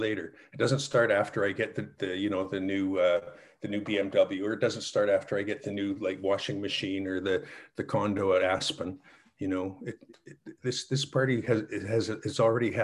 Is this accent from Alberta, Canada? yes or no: yes; Calgary, Alberta, Canada; My hometown, Calgary